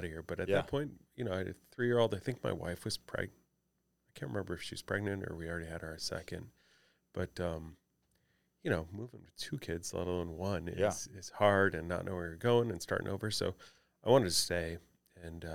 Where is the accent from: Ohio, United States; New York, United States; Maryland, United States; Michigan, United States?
Michigan, United States; Detroit; moved away as an adult; now in St. Louis, United States; living and growing up in Detroit at that time